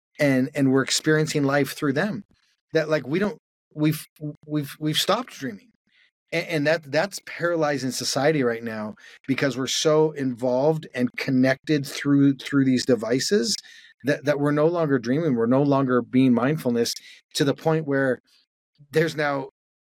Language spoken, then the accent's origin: English; Calgary, Alberta, Canada; moved away; I grew up in Calgary, Canada